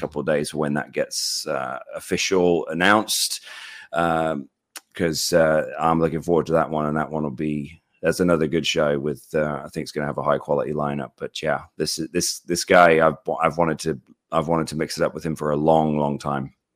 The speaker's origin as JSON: {"language": "English", "country": "United Kingdom", "said": "I'm British"}